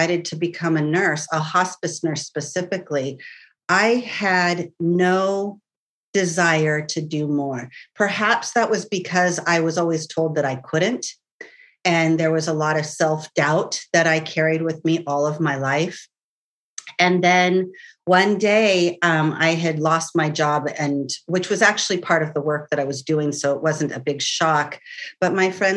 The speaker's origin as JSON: {"language": "English", "region": "California", "country": "United States", "tie": "born or raised there", "also_born_or_lived": "San Francisco / Carmel Valley / Menlo Park / Mendocino", "said": "I've lived in California all my life. I have moved quite a few times. I was born in San Francisco"}